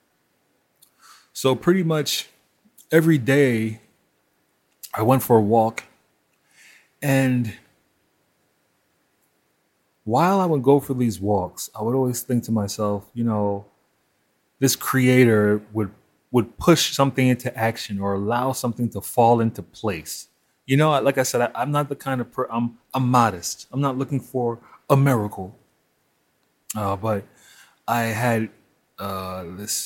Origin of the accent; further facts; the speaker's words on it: New York, United States; I grew up in Crown Heights